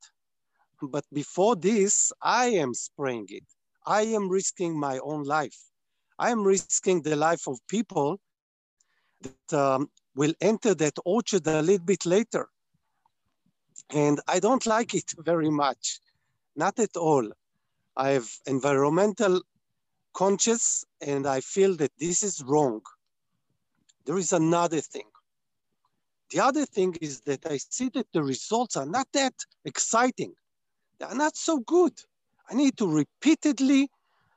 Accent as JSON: {"language": "English", "country": "Israel", "tie": "born or raised there", "said": "I was born on a kibbutz, which is a community that is based on farming. Less today, more when I was born and when I was raised."}